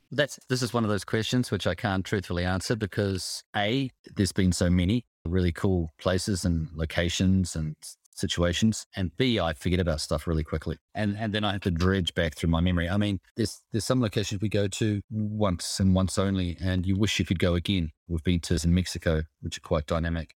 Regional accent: Hawke's Bay, New Zealand; now in Switzerland; I do miss the sea growing up in New Zealand, Hawke's Bay

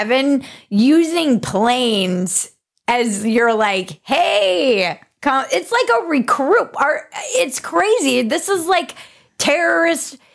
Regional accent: United States; as an American

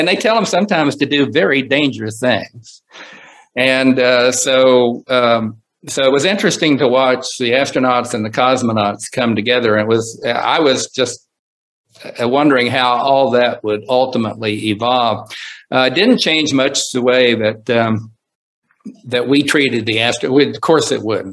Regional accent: Coalwood, West Virginia, United States; moved away; also born or lived in Huntsville, Alabama; growing up in Colwood, West Virginia and building rockets because I'd seen Sputnik fly over.

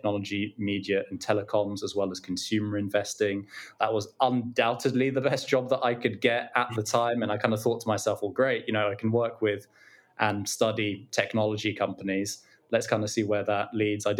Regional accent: London, United Kingdom; I grew up in London. I'm from London, born here, educated here

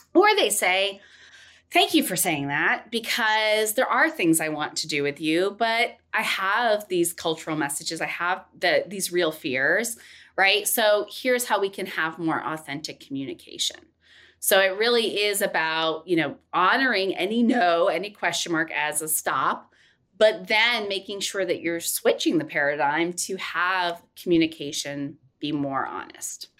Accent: Tennessee, United States; I was born in Tennessee.

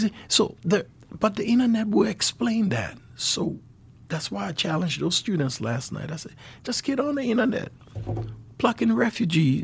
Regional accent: Liberia; moved away as an adult; now in Helena, United States

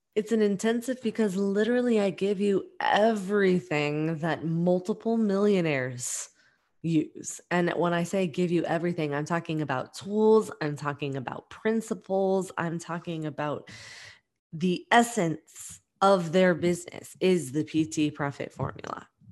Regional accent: New York, United States; we're both from New York

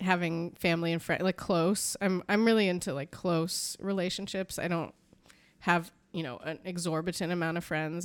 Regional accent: San Francisco, California, United States; I was born in San Francisco, California

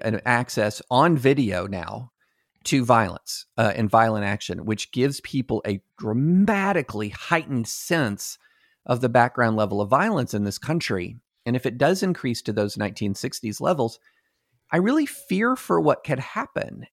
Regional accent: Kentucky, United States; I'm growing up in Kentucky

